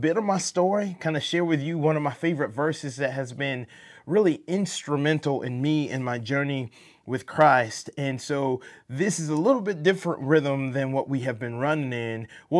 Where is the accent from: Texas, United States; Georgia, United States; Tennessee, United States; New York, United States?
Georgia, United States; Atlanta; Being born and raised in Atlanta, you know, you have this accent from the South